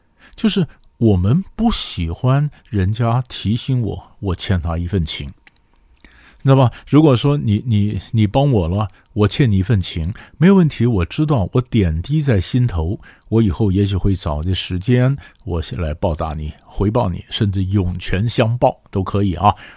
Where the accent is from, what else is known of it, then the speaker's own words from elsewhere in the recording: China; 我们中国人的字呢，绝对不是呃对称的